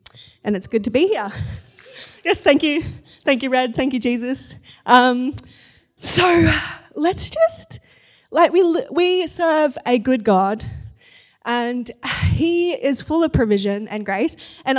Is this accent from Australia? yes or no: yes; Gold Coast, Queensland, Australia; So the church I grew up in on the Gold Coast, I became a youth leader.